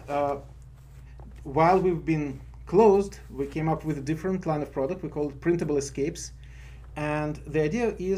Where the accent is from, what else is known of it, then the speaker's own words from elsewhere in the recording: Moscow, Russia; moved away; I'm from Moscow